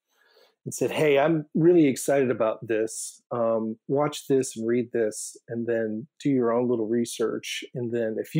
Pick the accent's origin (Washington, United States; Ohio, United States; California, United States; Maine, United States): Maine, United States; moved away as an adult; also born or lived in Chicago; I grew up here in Maine, but, left after high school and went off in college and then adventure. And I landed in Chicago